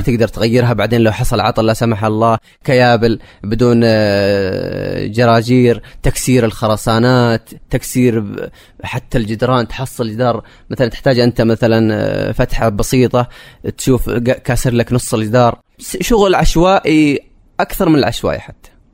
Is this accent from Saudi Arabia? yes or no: yes; Saudi Arabia; also born or lived in Jazan; now in Riyadh, Saudi Arabia; انا كشاب سعودي في المنطقه الوحيد تقريبا